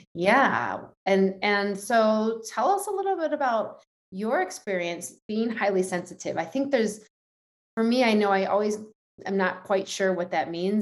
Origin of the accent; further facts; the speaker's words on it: New York City, New York, United States; as a New Yorker